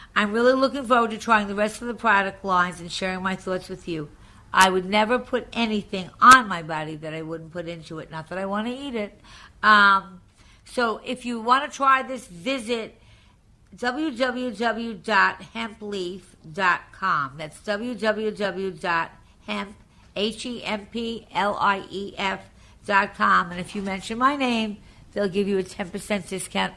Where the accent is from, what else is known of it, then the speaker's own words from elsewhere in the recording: Long Island, New York, United States; also born or lived in Massapequa; I'm from Long Island originally